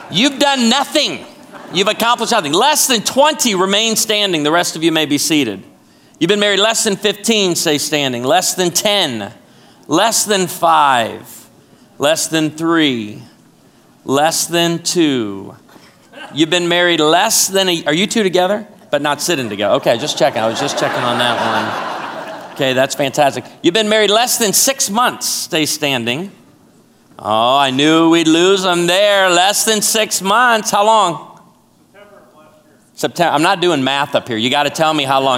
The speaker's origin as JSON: {"language": "English", "town": "Chicago", "region": "Illinois", "country": "United States", "tie": "born or raised there", "also_born_or_lived": "Naperville, Illinois", "moved": "yes", "lives_now": "Branson, Missouri, United States", "said": "I was born and raised in Chicago"}